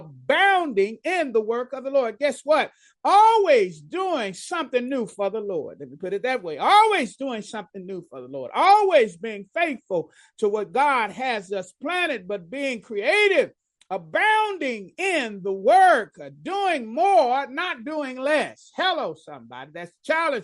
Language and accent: English; Dallas, Texas, United States; I grew up in Dallas